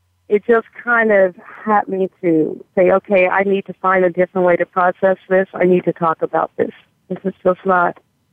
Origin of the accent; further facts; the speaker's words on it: Mississippi, United States; moved away; And when I came from Mississippi to California, I continued singing and joined the band